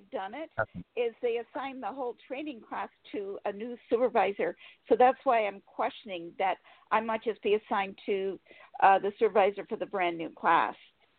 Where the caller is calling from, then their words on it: Sacramento, California, United States; I'm calling from Sacramento, California.